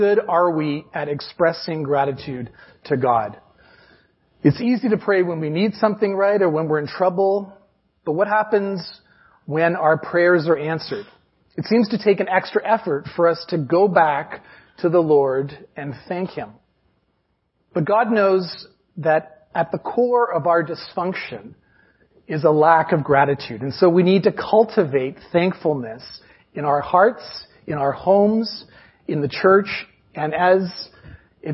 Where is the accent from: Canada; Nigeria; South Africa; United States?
Canada; we're Canadian